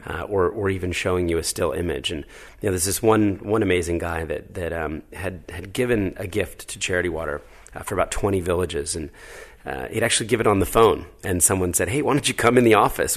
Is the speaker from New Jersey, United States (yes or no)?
yes; New Jersey, United States; moved away as an adult; also born or lived in Philadelphia, Pennsylvania / New York City; raised in New Jersey